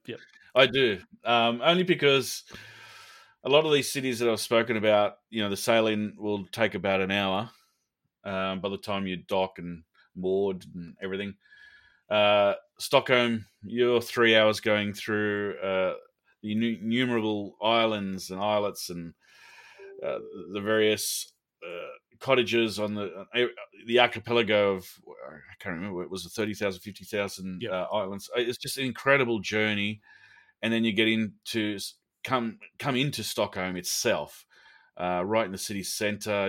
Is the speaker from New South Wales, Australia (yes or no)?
yes; Sydney, New South Wales, Australia; it's my hometown